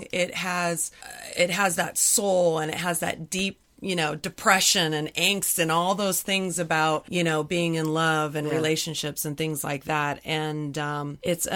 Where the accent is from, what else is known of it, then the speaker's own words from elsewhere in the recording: San Diego, California, United States; also born or lived in Los Angeles; In my hometown